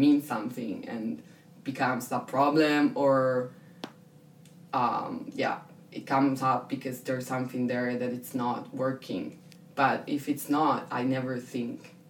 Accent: Italy; moved away as an adult; I'm European, I'm Italian, I'm from my city

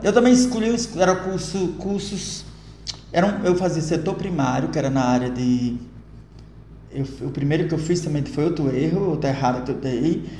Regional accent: Angicos, Rio Grande do Norte, Brazil; moved away as an adult; also born or lived in Rio de Janeiro / Açu; eu sou natural de Angicos

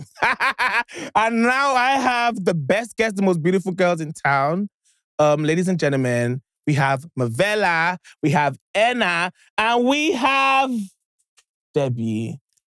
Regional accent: Imo, Nigeria; I'm from Imo State

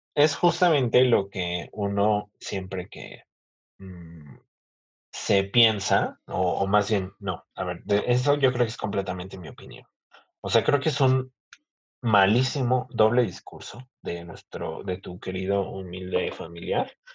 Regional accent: Mexico; así somos los mexicanos

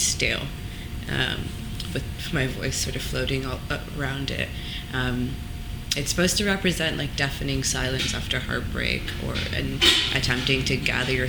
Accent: Toronto, Ontario, Canada; moved away as an adult; also born or lived in London; I was born and raised in Toronto.

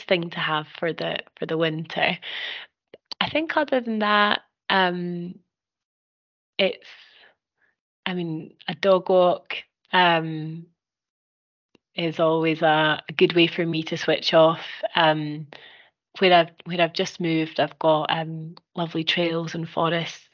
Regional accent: Musselburgh, Scotland, United Kingdom; also born or lived in Dundee; growing up on the East Coast, kind of down in Musselburgh

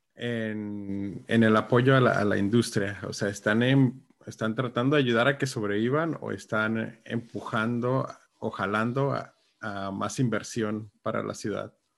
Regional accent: Tijuana, Baja California, Mexico; somos buenos los de Tijuana

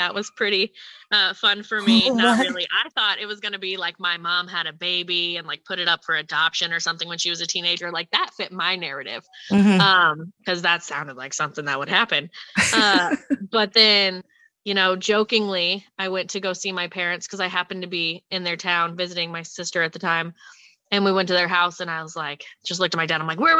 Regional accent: Indiana, United States; moved away; I'm from Indiana originally as well.

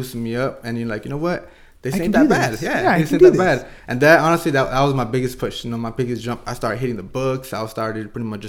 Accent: Escondido, California, United States; Well, I was born and raised in Escondido, just North County. You know, long-time resident.

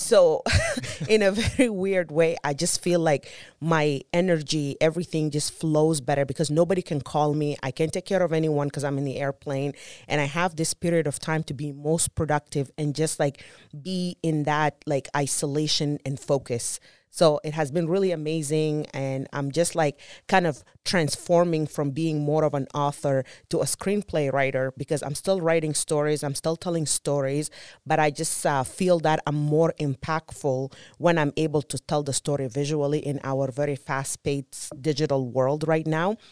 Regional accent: Sudan; moved away; also born or lived in Juba, South Sudan; I was born in Juba, South Sudan, and I was born right kind of like in the middle of the Civil War.

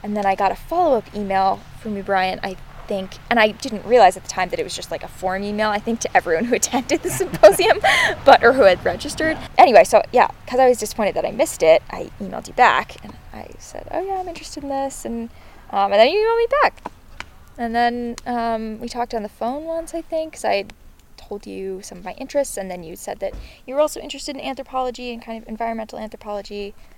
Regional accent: Pownal, Maine, United States; I'm from Pownal, Maine. Well, I'm from a few different places, but most recently Pownal, Maine, and that is where I would say home is.

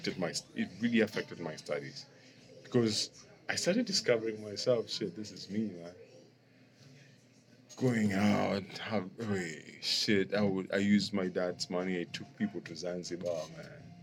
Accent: Nairobi, Kenya; I come from Langata, and it's an affluent area

